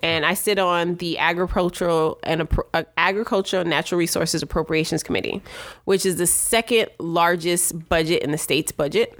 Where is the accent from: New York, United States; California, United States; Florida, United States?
New York, United States; New York City; also born or lived in Jamaica; I was born in Brooklyn.